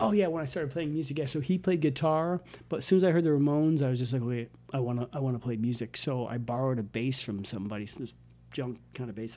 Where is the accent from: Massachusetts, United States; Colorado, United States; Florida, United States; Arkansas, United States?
Massachusetts, United States; Westfield; also born or lived in Illinois / Missouri / Maine; I grew up about a half hour south in Westfield, Massachusetts